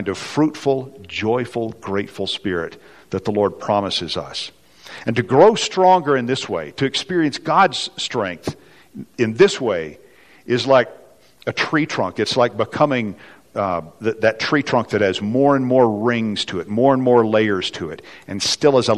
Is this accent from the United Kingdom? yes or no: no; West Texas, United States; now in Colorado, United States; I grew up in the kind of the barren oil fields of West Texas, which some of you can probably hear in my accent